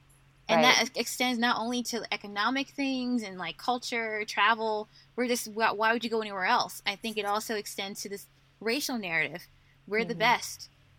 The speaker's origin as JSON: {"language": "English", "region": "the South", "country": "United States", "said": "And so I started to realize that whereas as a Southerner, the way you think of space and time, you drive everywhere"}